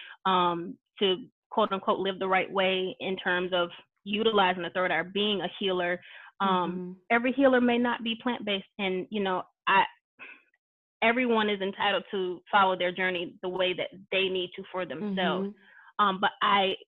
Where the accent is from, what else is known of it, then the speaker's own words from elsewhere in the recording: the South, United States; I grew up in the South